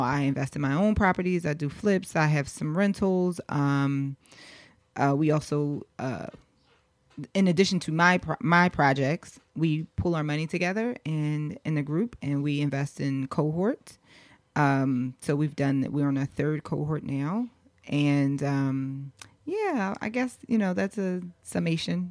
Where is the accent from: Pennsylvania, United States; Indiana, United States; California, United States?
Pennsylvania, United States; Philadelphia; also born or lived in Los Angeles; I grew up in Philly.